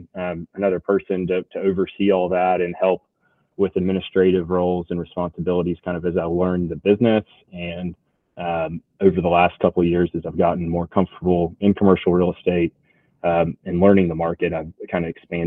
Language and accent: English; Atlanta, Georgia, United States; moved away as an adult; also born or lived in Birmingham, Alabama; now in Lakeland, United States; I grew up outside Atlanta originally